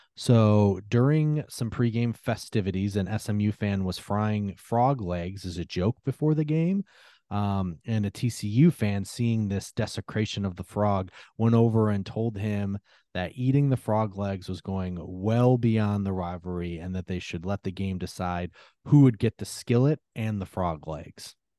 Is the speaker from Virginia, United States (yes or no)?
no; Michigan, United States; I'm from Michigan